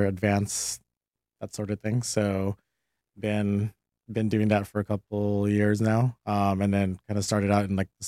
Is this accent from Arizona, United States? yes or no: no; Los Angeles, California, United States; also born or lived in El Monte; Born and raised L.A.